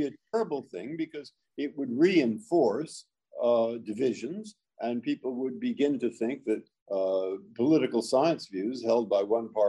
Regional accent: San Francisco, California, United States; I grew up in San Francisco. Where did you go to school? I went to high school at Lowell, a public school.

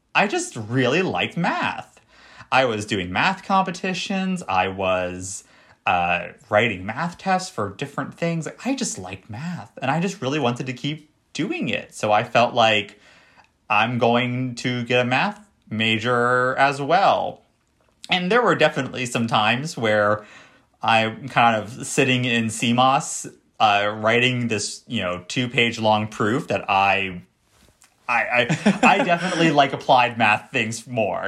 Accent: Florida, United States; moved away; I grew up in Florida

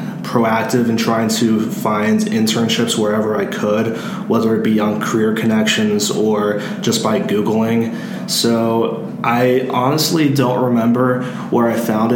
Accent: Louisville, Kentucky, United States; I am a senior from Louisville, Kentucky

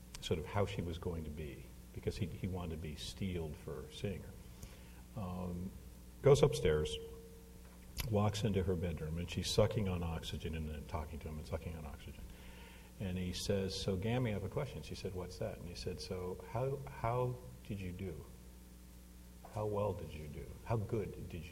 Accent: Hamilton, Ontario, Canada; moved away; I grew up in Hamilton, Ontario

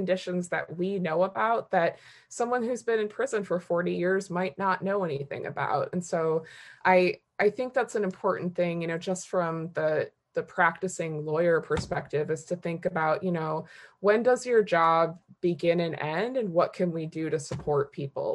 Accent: Detroit, Michigan, United States; now in Washington, D.C., United States; I come from the experience of having several family members incarcerated when I was a child growing up in Detroit.

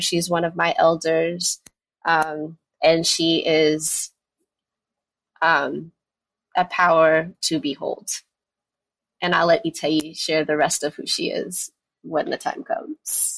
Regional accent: New York, United States; moved away as an adult; now in Chapel Hill, United States; I'm originally from New York, born and raised New Yorker

